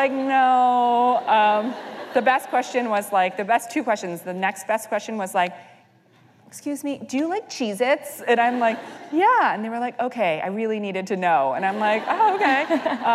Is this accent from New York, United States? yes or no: yes; New York, United States; I'm a first-generation American. I grew up here in New York